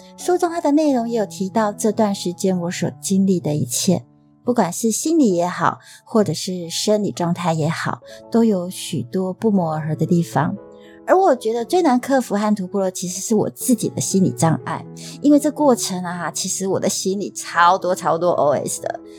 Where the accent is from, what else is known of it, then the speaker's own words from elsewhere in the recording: Taiwan; accent: Taiwanese Mandarin; 我偶尔不标准的台湾国语